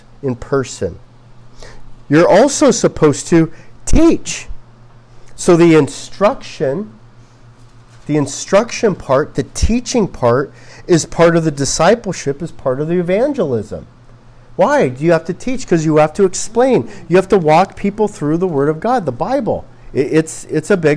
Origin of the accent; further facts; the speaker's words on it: Los Angeles, California, United States; I'm from Los Angeles